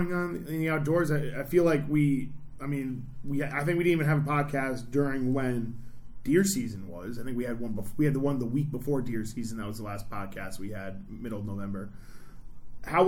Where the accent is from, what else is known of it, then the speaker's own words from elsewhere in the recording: Albany, New York, United States; I'm from the Albany area